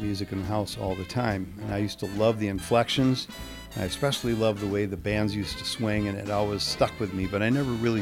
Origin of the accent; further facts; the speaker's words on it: East Coast, United States; I'm from the East Coast.